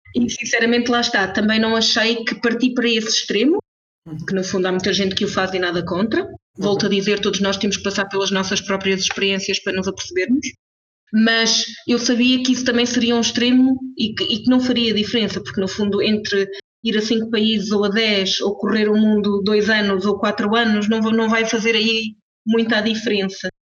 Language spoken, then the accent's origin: Portuguese; Portugal; moved away as an adult; now in Switzerland; Nasci, cresci e estudei em Portugal